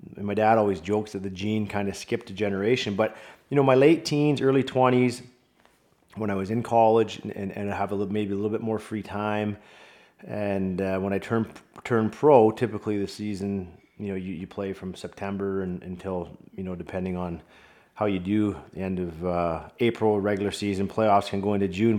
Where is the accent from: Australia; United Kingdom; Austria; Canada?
Canada; Vancouver, British Columbia; also born or lived in Michigan; my hometown, Vancouver Canucks